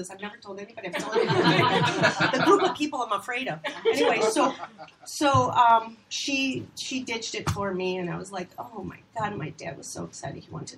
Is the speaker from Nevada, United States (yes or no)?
no; Minnesota, United States; moved away as an adult; now in Los Angeles, United States; I'm here from Minnesota, and I'm working on a real TV show